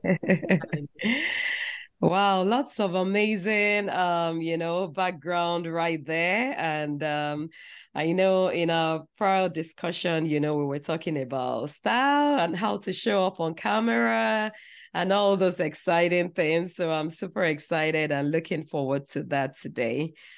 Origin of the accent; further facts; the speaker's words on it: Nigeria; growing up in Nigeria